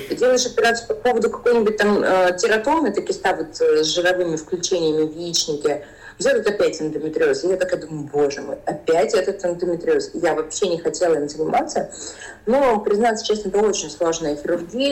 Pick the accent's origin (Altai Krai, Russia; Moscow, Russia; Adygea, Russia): Altai Krai, Russia; Belokurikha; Я сама родилась mm на Алтае, а, маленький городочек Белокуриха